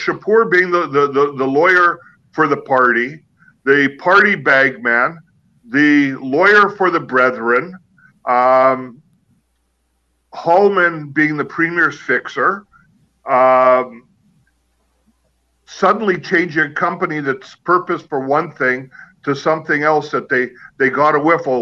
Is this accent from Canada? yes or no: yes; Canada; the country that we grew up in Canada